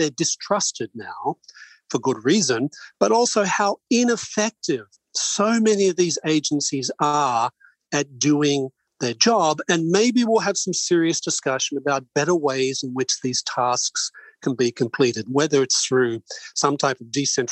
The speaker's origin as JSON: {"language": "English", "country": "Australia", "tie": "born or raised there", "moved": "yes", "said": "I'm Australian by birth"}